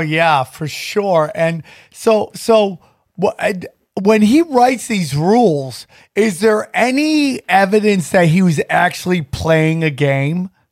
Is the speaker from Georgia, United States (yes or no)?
no; Syracuse, New York, United States; I grew up in the Syracuse area